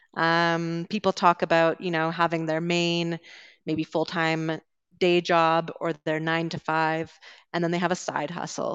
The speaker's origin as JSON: {"language": "English", "town": "Vancouver", "region": "British Columbia", "country": "Canada", "said": "I'm from Vancouver"}